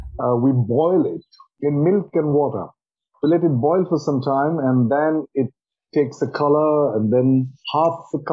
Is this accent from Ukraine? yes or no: no; Assam, India; most of them come from my home state where I'm born, Assam. You get Assam tea in Norwich, I'm sure. And I'm born very close to tea gardens. And I grew up drinking tea that we produce in Assam.